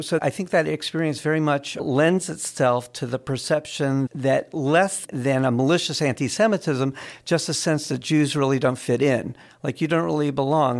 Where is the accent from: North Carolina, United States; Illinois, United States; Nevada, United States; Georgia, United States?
North Carolina, United States; Raleigh; I grew up in Raleigh